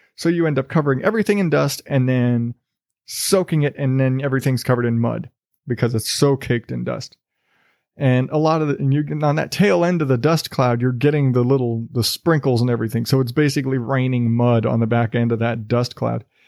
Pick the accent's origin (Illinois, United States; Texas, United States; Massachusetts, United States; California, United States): Texas, United States; South; now in Arizona, United States; I grew up in South Texas